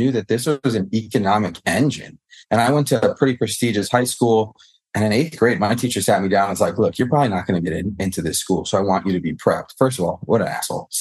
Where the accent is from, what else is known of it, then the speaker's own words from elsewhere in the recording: Chicago, Illinois, United States; I grew up in the city too. It was the northwest side of the city